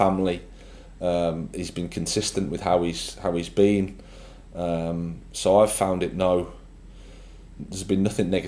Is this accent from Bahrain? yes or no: no; Birmingham, West Midlands, United Kingdom; moved away as an adult; I started off at Birmingham City. It was great as my hometown club.